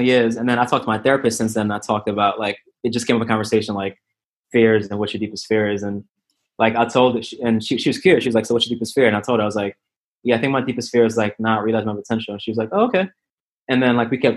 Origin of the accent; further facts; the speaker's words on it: New York City, New York, United States; I'm from New York